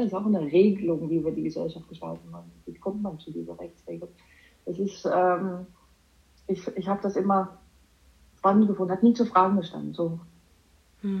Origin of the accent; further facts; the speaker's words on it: Amsterdam, North Holland, Netherlands; German is a second language; moved away as an adult; also born or lived in Düsseldorf, Germany; now in Germany; Ich habe Jura studiert als Niederländerin. Ich komme aus Amsterdam